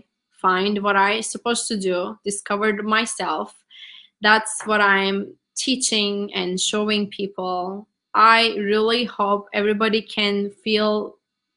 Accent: Turkey; English is a second language; moved away as an adult; now in United States; I'm from Turkey

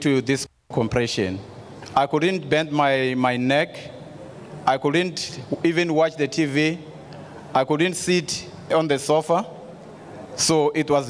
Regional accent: South Africa; from South Africa

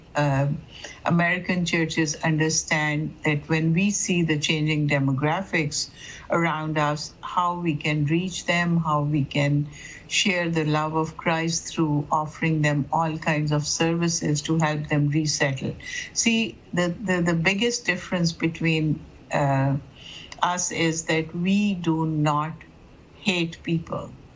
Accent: Pakistan; now in Dearborn, United States; I would say that I come from Pakistan

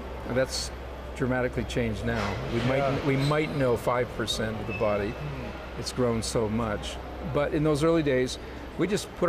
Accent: Canada; now in Israel; You know, I came from Canada.

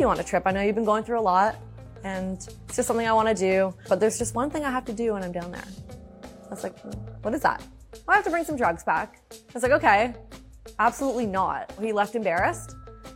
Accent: Hamilton, Ontario, Canada; also born or lived in Toronto; I grew up in Hamilton, Ontario

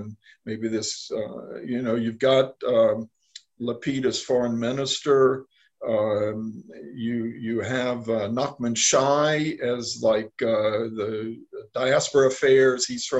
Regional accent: United States; now in Jerusalem, Israel; I'm an American.

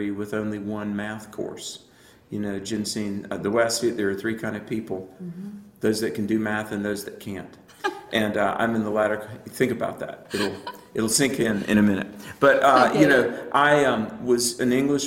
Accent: the South, United States; I grew up in the South, not Southern California.

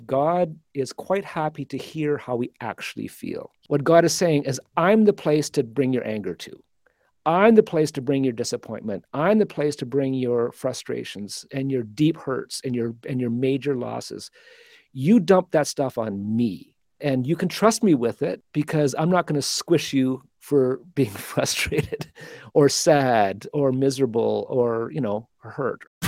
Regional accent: Calgary, Alberta, Canada; I was born in Alberta, in Calgary.

